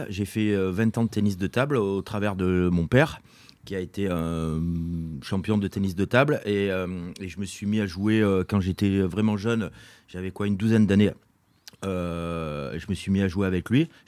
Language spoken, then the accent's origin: French; Brive-la-Gaillarde, Nouvelle-Aquitaine, France; euh, je suis corézien. Je suis né, je suis né à Brive en 1970.